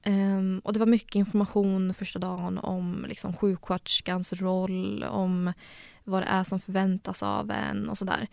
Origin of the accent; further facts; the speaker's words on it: Gävle, Gävleborg County, Sweden; moved away as an adult; now in Uppsala, Sweden; jag är från Gävle egentligen